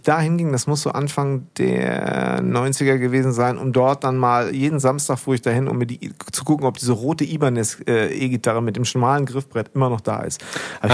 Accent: Münster, North Rhine-Westphalia, Germany; ich nämlich bin groß geworden in Hiltrup, Münster-Hiltrup.

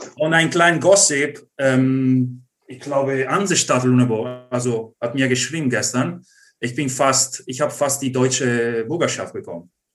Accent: Treviso, Veneto, Italy; German is a second language; moved away as an adult; now in Germany; als Italiener und Ausländer

